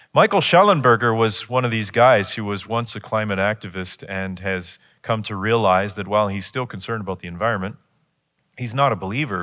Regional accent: Chatham, Ontario, Canada; I grew up in Chatham.

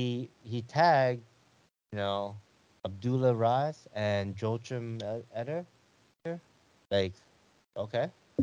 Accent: Ohio, United States; I'm down from Ohio.

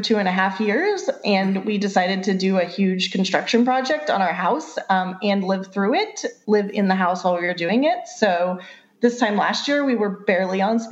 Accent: the South, United States; I grew up in the South in a rural area

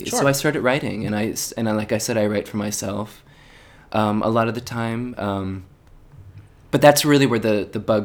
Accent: just north of Philadelphia, Pennsylvania, United States; moved away as an adult; now in New York City, United States; I'm originally from Pennsylvania, just north of Philadelphia

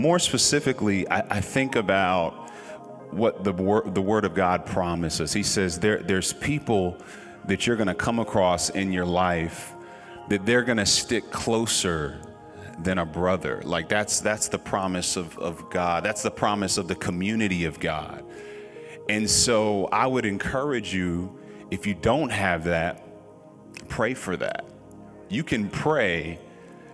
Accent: Norfolk, Virginia, United States; I come from Norfolk, Virginia, the home of the hitmakers

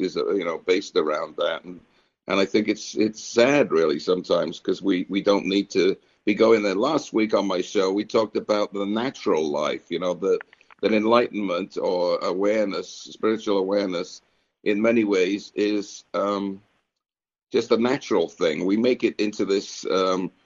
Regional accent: United Kingdom; moved away; I grew up in Britain, so we love fruitcake over there

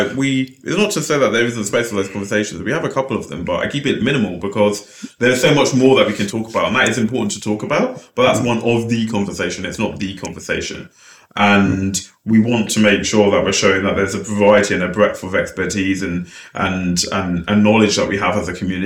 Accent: London, United Kingdom; I grew up in Lewisham Borough

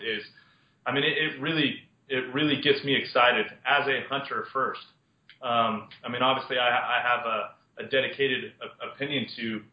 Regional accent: Las Vegas, Nevada, United States; also born or lived in Montana; I was born and raised in Las Vegas, Nevada

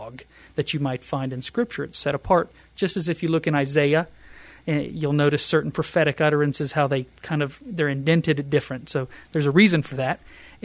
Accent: the South, United States; I'm from the South, so people say bless your heart all the time

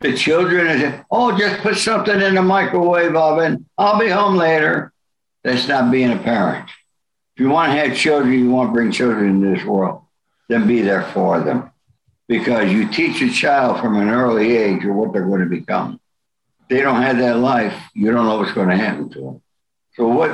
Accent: Rome, New York, United States; I was born in Rome, New York.

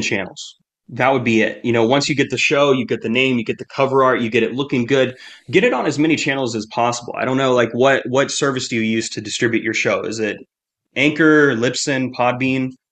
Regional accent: United States; I'm American

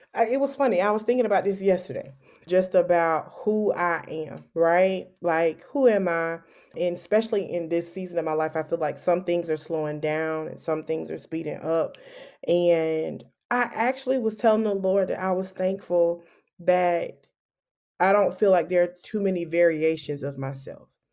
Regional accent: Savannah, Georgia, United States; moved away as an adult; also born or lived in Valdosta, Georgia; now in Columbia, United States; I am originally from Savannah, Georgia.

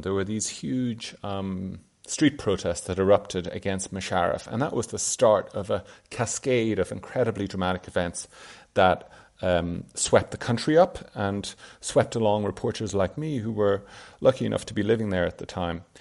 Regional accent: Ireland; moved away as an adult; also born or lived in Pakistan; I'm from Ireland, and as I was growing up, stories about South Asia and about India and the Raj were not really part of my cultural hinterland

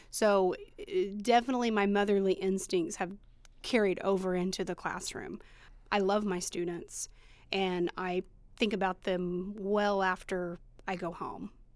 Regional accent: Eastern Greene community, Indiana, United States; also born or lived in Bloomington, Indiana; I went from East, to Eastern from the time I was in first grade until I graduated high school

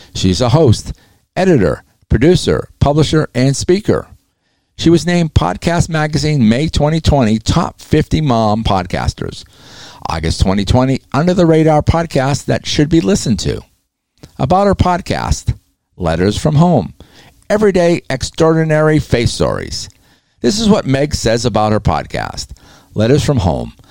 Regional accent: New England, United States; I'm from New England

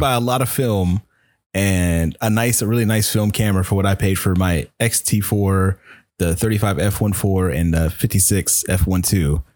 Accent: Chesapeake, Virginia, United States; I'm from Chesapeake, Virginia

